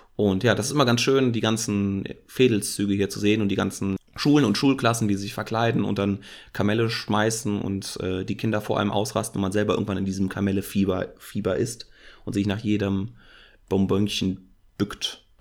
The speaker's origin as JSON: {"language": "German", "country": "Germany", "said": "bin ich ja auch Deutscher"}